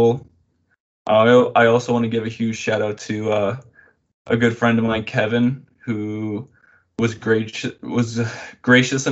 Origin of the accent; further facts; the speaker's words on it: Ontario, Canada; I'm born and raised in Canada. More specifically, I live in Ontario